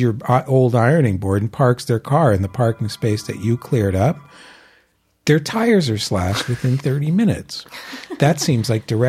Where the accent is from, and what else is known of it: Philadelphia, Pennsylvania, United States; born or raised there